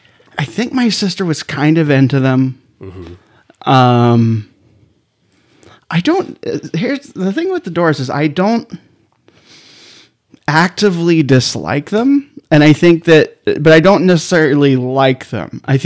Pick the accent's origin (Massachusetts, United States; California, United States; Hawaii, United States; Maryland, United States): California, United States; Claremont; I grew up in Claremont, California.